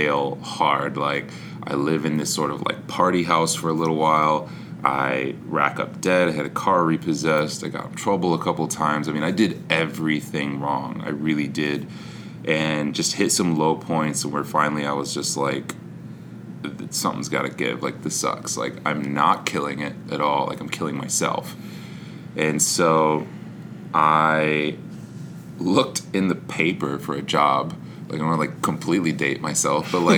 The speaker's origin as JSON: {"language": "English", "town": "Grass Lake", "region": "Michigan", "country": "United States", "tie": "born or raised there", "moved": "yes", "said": "Grass Lake. It was just outside of Ann Arbor in Michigan"}